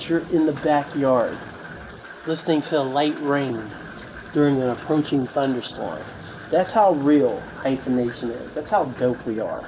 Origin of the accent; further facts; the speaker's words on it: Winchester, Virginia, United States; I was born in Winchester, Virginia. It's a city, but it wasn't the city, you know, it wasn't the mean streets, nothing like that. Had a great childhood